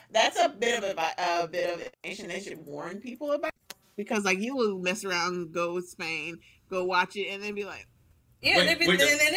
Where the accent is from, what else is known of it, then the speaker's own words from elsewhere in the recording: Colorado, United States; I don't know if y'all know that I grew up in Colorado, so like I going to like the mountains was a thing